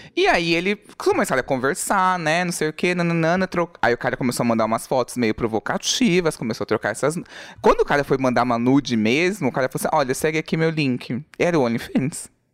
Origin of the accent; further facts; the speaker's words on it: Brazil; Eu falei, do Brasil